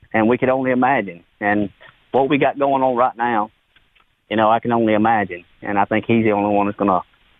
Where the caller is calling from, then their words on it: Mobile, Alabama, United States; Right here in Mobile, Alabama.